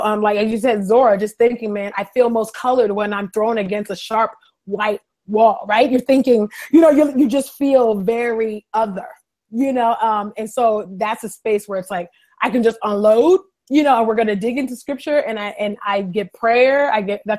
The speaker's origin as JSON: {"language": "English", "region": "California", "country": "United States", "tie": "born or raised there", "moved": "as an adult", "lives_now": "Philadelphia, United States", "said": "I was born in California, West Side. So California, I've been in Philly for almost 5 years"}